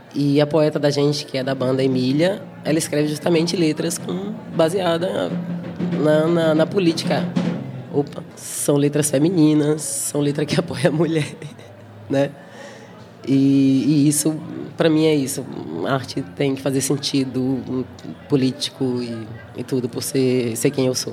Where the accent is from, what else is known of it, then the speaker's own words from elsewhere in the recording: Brazil; moved away as an adult; now in Berlin, Germany; eu, brasileira, falava alemão, falo com acento